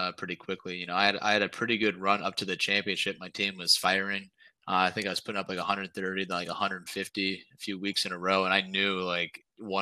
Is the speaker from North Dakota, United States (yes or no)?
no; Columbus, Ohio, United States; I was born and raised in Columbus